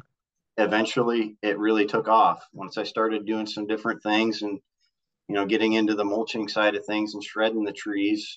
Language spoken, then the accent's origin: English; Northeast Nebraska, United States; I'm from Northeast Nebraska